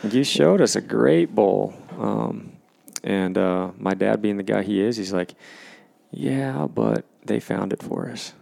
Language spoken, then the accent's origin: English; Washington, United States; my home state of Washington